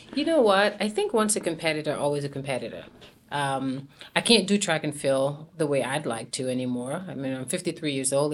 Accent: St. Lucia; moved away; growing up in Saint Lucia.

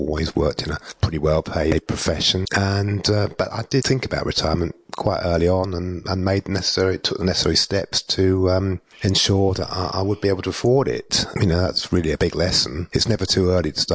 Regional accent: England, United Kingdom; also born or lived in Darwin; now in Australia; I'm English

